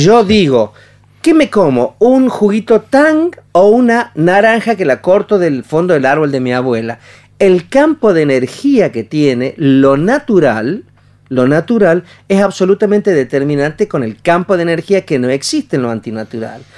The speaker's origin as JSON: {"language": "Spanish", "town": "Añatuya", "region": "Santiago del Estero", "country": "Argentina", "said": "yo soy de Añatuya, Santiago Letero, del Estero"}